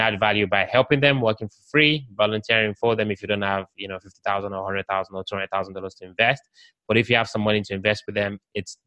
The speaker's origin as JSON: {"language": "English", "region": "London", "country": "United Kingdom", "moved": "yes", "lives_now": "United States", "said": "I'm from the UK, I'm from London."}